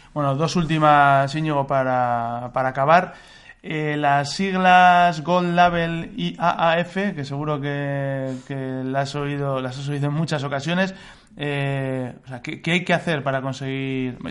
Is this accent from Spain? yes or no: yes; Biscay, Basque Country, Spain; los que somos de Vizcaya